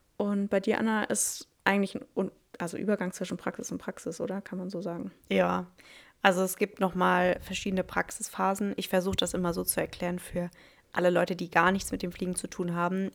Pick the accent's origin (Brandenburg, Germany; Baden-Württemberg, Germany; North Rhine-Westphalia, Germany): Baden-Württemberg, Germany; near Stuttgart; also born or lived in Reutlingen; ich bin 26, ich komme aus der Nähe von Stuttgart.